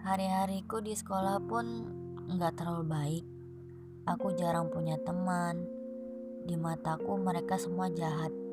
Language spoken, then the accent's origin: Indonesian; Malang, East Java, Indonesia; Aku anak Malang yang punya rumah rusak dan gak aman buat aku.